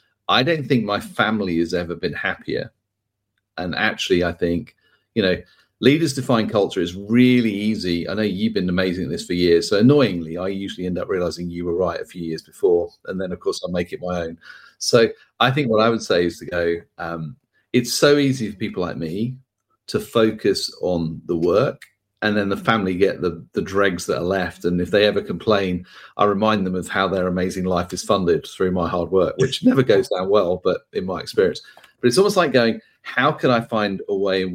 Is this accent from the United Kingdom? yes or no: yes; United Kingdom; accent: British; my British accent